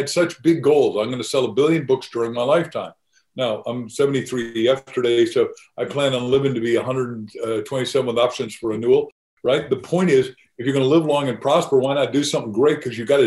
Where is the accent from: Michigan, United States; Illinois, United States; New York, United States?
Illinois, United States; I was born in Illinois, not far from you in Iowa